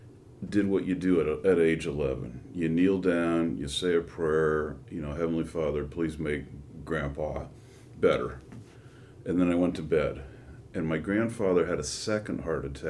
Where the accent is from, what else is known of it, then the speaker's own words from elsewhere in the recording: Menlo Park, California, United States; also born or lived in Redwood City; I was born in Redwood City, grew up in Menlo Park.